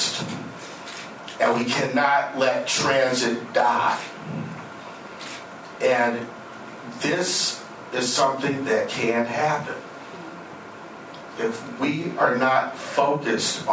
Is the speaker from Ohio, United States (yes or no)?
yes; Cleveland, Ohio, United States; now in Oregon, United States; I'm originally from Ohio. That's why she's giving me a hard time. I'm a Clevelander originally.